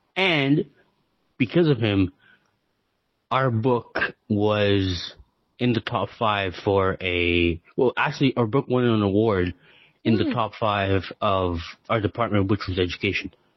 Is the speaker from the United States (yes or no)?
no; Canada; I'm from Canada